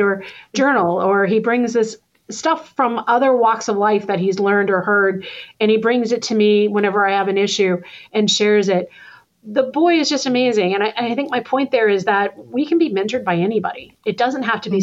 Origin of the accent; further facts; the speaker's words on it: Texas, United States; Being a Texan